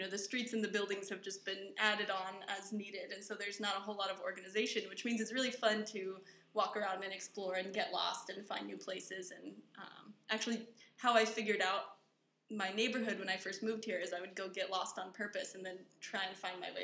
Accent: Colorado, United States; moved away as an adult; now in Taiwan; I grew up in Colorado

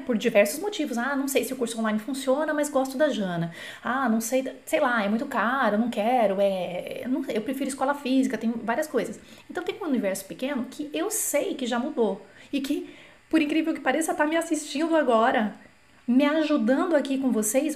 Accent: Brazil; eu sou brasileira, não sou nativa

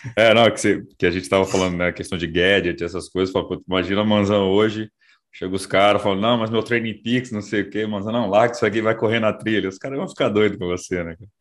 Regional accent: Brasília, Federal District, Brazil; sou de Brasília

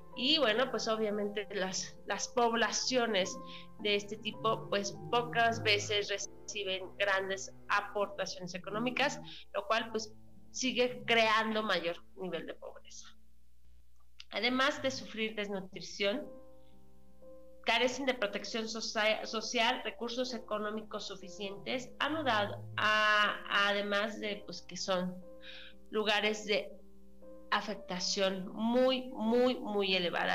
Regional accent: Mexico; como mexicanos

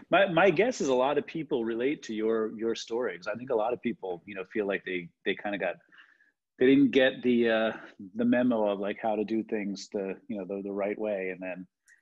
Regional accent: New Jersey, United States; since I grew up in New Jersey

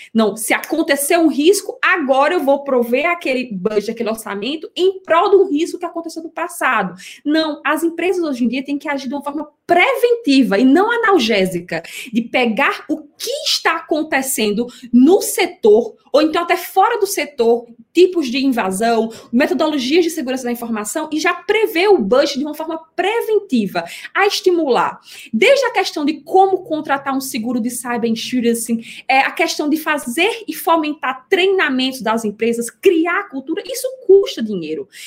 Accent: Recife, Pernambuco, Brazil; accent: Northeastern; moved away as an adult; now in São Paulo, Brazil; eu sou natural de Recife, sotaque, vocês vão escutar alguns regionalismos

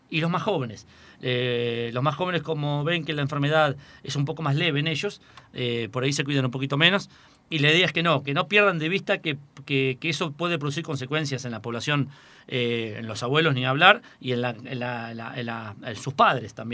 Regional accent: General Alvear, Buenos Aires Province, Argentina; soy de Alvear

